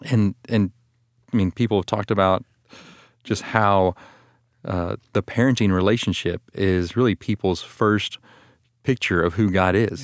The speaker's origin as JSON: {"language": "English", "town": "Austin", "region": "Texas", "country": "United States", "said": "I'm from Austin, Texas"}